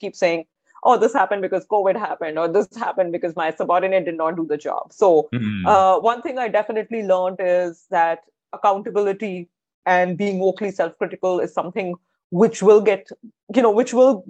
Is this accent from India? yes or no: yes; India; moved away; I come from India. My education has been in India.